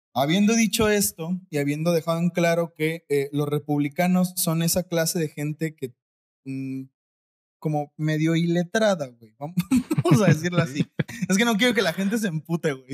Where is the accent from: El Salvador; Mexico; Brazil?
Mexico; yo como mexicano